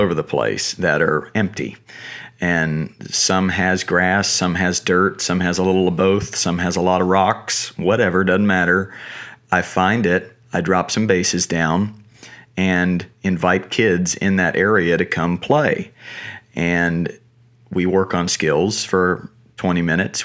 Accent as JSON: {"language": "English", "town": "Asheboro", "region": "North Carolina", "country": "United States", "tie": "born or raised there", "said": "I grew up in North Carolina, small one-horse town, uh, called Ashboro"}